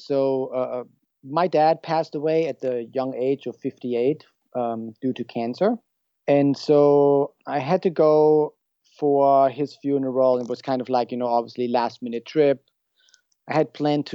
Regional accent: Germany; moved away as an adult; now in San Luis Obispo, United States; I'm originally from Germany and I moved here at age 29.

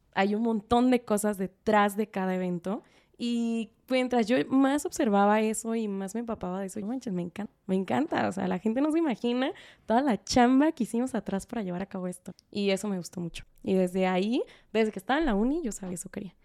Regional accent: Guadalajara, Jalisco, Mexico; yo soy de Guadalajara

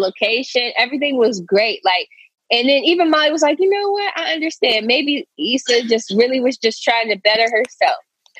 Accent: Philadelphia, Pennsylvania, United States; Nigga, I'm from Philly.

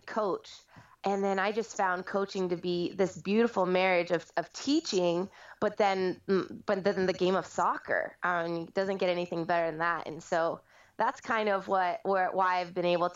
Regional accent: California, United States; moved away as an adult; also born or lived in Nashville, Tennessee; I moved out here from Nashville most recently, but I am a California native, so it's been great to be back here

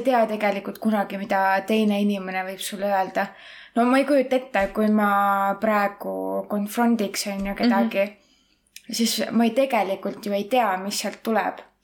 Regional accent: Estonia; accent: Estonian-English; mul on ka aktsent, aga mul ongi eesti

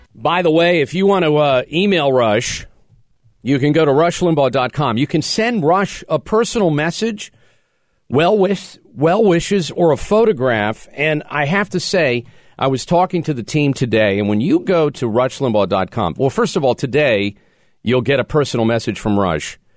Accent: Pennsylvania, United States; cities in Pennsylvania that have, have recently made the list. My home state

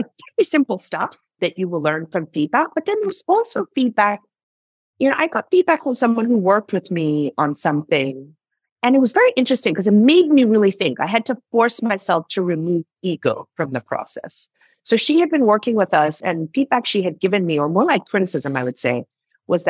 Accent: Nigeria; moved away; I'm originally from Nigeria.

